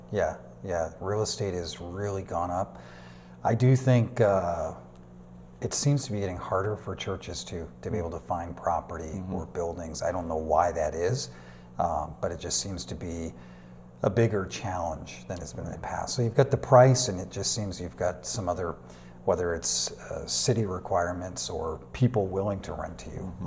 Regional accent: Manchester, New Hampshire, United States; moved away as an adult; also born or lived in Burnaby, Canada / Vancouver, Canada; now in Duncan, Canada; I was born and raised in Manchester, New Hampshire.

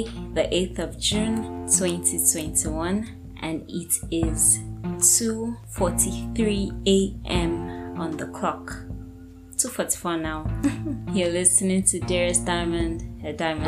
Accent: Nigeria; growing up, I was always a very patriotic Nigerian

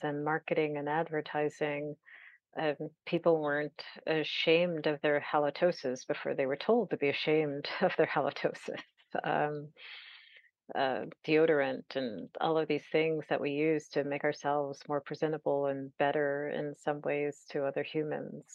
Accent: California, United States; as a Californian

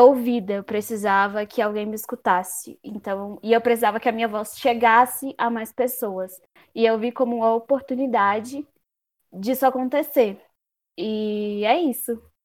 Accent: Federal District, Brazil; nasci e fui criada também no DF, na Santa, no Gama, no entorno

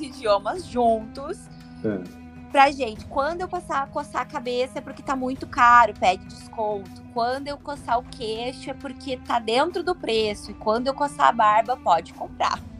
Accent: Brazil; A gente sim

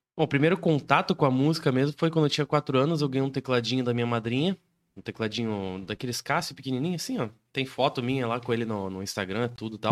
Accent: Canoinhas, Santa Catarina, Brazil; moved away; Eu sou natural de Canoinhas

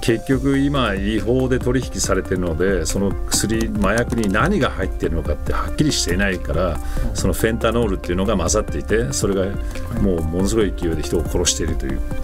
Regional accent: United States; 我々アメリカ人

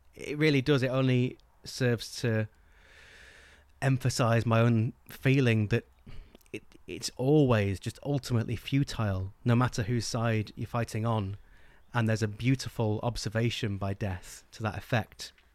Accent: England, United Kingdom; English people growing up in England

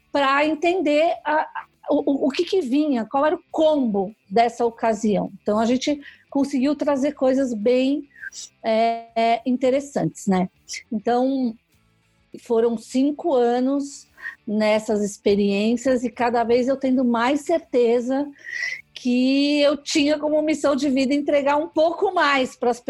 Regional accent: São Paulo, Brazil; Eu sou aqui de São Paulo, né?

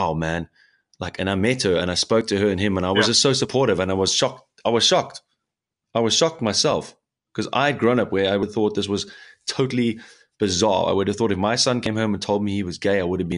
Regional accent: South Africa; now in Germany; here in Germany, especially because I'm from South Africa.

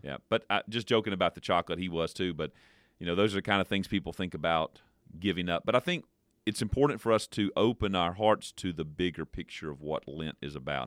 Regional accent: United States; As American people

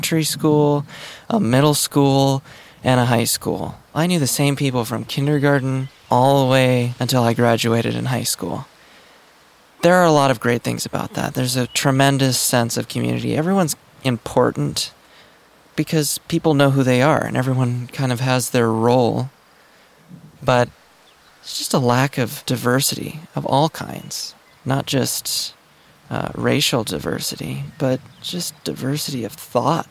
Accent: Montana, United States; moved away as an adult; also born or lived in Southern California; I'm out here in Montana. Yes, it's cold. Yes, it's summer. I was born and raised here.

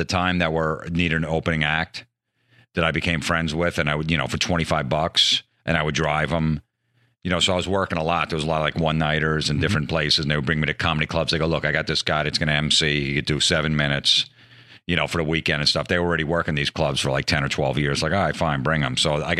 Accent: New Jersey, United States; He knew we're from New Jersey.

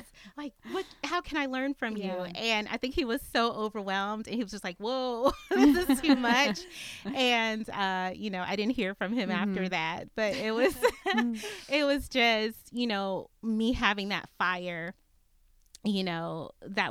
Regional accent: Maryland, United States; moved away as an adult; also born or lived in Atlanta, Georgia; now in Austin, United States; I grew up in Maryland, born and raised

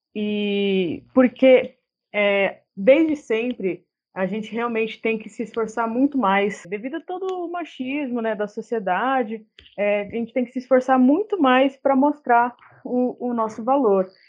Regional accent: São Paulo, Brazil; moved away as an adult; now in Bauru, Brazil; sou de São Paulo, moro aqui em Bauru tem alguns anos já, vim fazer faculdade

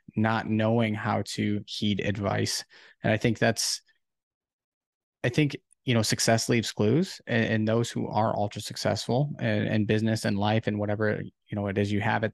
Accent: Ohio, United States; I'm actually from Ohio

